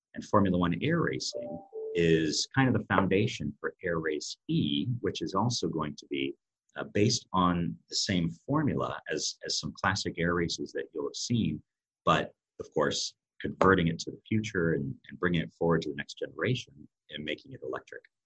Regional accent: United States; accent: American; moved away as an adult; now in Europe; my American accent, I've been living in Europe for over 20 years as well

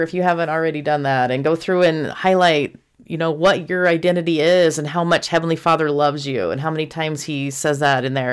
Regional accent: Houston, Texas, United States; when I was in high school growing up in Houston, Texas

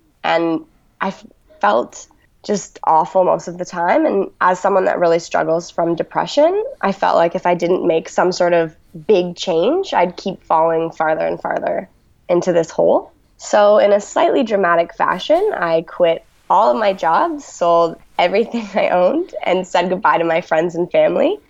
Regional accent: Toronto, Ontario, Canada; moved away as an adult; also born or lived in Guelph, Canada; now in Melbourne, Australia; I was born in Toronto, Canada. I grew up in a little bungalow house with my mom, dad, and brother.

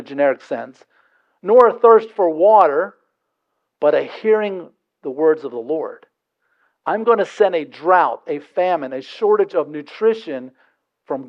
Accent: Delaware, United States; I'm from Delaware

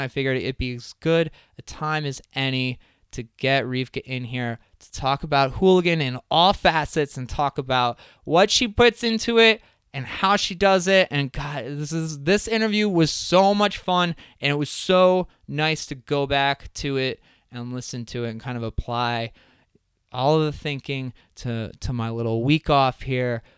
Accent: Crystal Lake, Illinois, United States; I'm from Crystal Lake

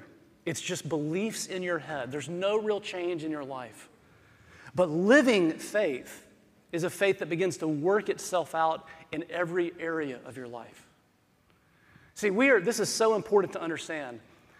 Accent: the South, United States; I'm from the South. We do small talk really well.

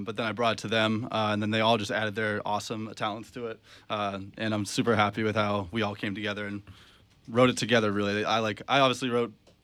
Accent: Massachusetts, United States; also born or lived in Colchester, Vermont / San Diego, California; now in Burlington, United States; I grew up in Massachusetts, spent a lot of summers in Colchester area

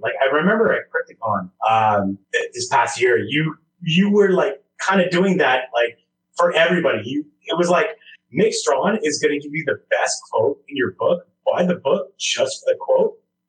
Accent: Montreal, Quebec, Canada; I'm from Montreal, Quebec, Canada.

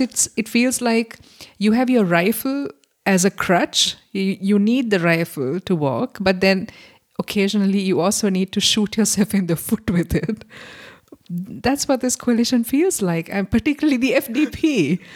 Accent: Sri Lanka; now in Germany; I'm from Sri Lanka

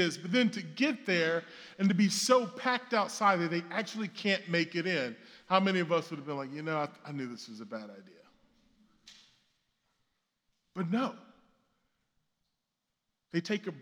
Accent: the South, United States; now in Brooklyn, United States; I come from the South

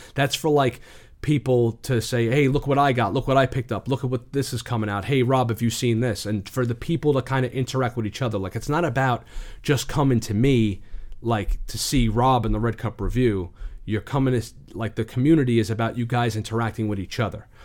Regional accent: New York City, New York, United States; I'm from the Bronx.

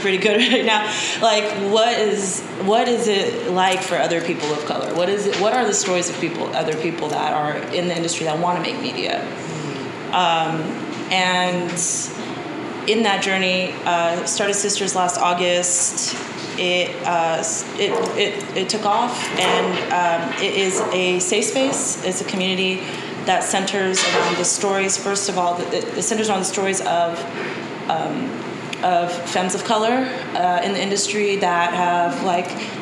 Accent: Anchorage, Alaska, United States; moved away; I'm from Anchorage, Alaska, originally, but my father is from East Oakland. He's African American, and my mom is from Japan, and they met in Alaska. So growing up in Alaska

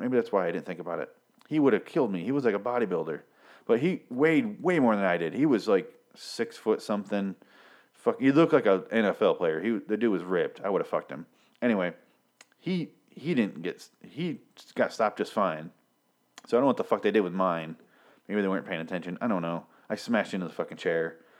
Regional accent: Michigan, United States; I'm from Michigan, which is just around the lake

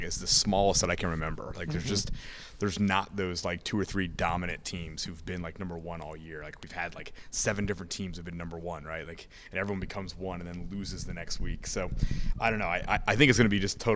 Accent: Connecticut, United States; I'm also from Connecticut

